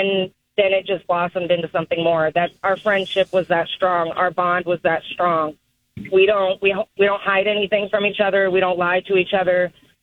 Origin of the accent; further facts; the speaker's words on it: Georgia, United States; moved away; also born or lived in San Antonio, Texas; I'm originally from Georgia.